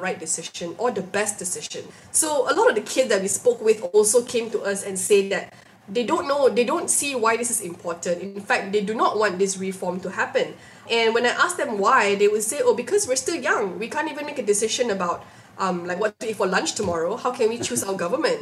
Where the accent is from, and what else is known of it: Malaysia